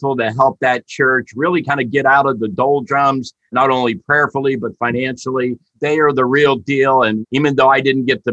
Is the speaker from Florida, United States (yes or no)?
yes; Florida, United States; also born or lived in West Virginia / Michigan; my home state in Florida